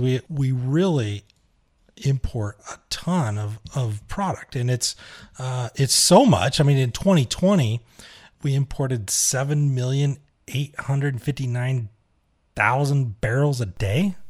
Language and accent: English; Huntsville, Utah, United States; my hometown, Huntsville, Utah